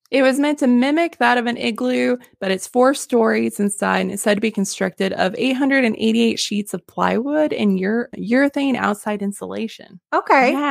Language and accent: English; Alaska, United States; I'm from Alaska. And while I get asked a lot if we live in igloos, we do not.